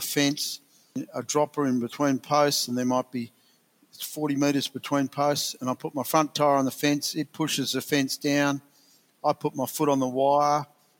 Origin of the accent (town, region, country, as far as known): Willow Point, Anabranch River near Menindee Lakes, New South Wales, Australia; born or raised there; also born or lived in Longreach, Queensland